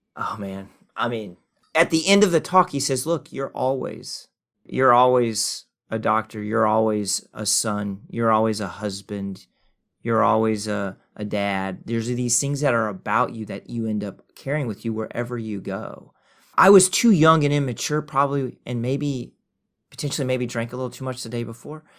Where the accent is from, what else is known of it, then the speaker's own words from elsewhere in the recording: Oklahoma, United States; moved away; I've lived longer outside of Oklahoma than I've lived inside of Oklahoma, though I'm an Okie